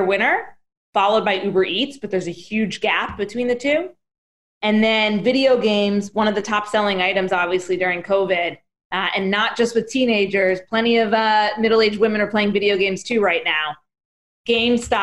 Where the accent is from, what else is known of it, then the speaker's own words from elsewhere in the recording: New Jersey, United States; I'm from New Jersey